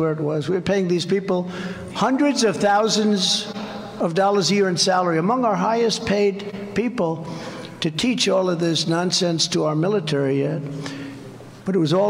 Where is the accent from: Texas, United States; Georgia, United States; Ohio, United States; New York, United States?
New York, United States; moved away; I was from New York